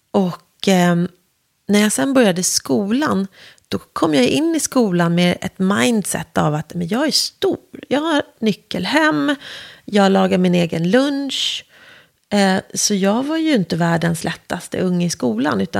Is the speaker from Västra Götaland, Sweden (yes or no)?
no; Värmdö, Stockholm County, Sweden; also born or lived in Nälsta; Eh, och när jag var ett år flyttade vi till Värmdö så jag i mitt hjärta och själ är ju en skärgårdsunge.